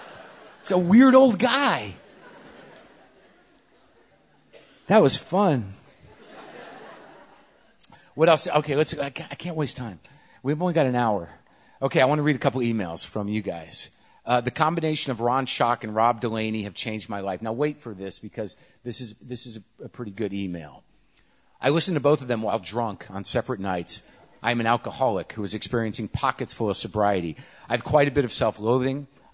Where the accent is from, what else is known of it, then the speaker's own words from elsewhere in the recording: Canada; also born or lived in China; Disclosure, I am a Canadian white guy. I speak Chinese. Lived in China. I'm married to a Taiwanese woman.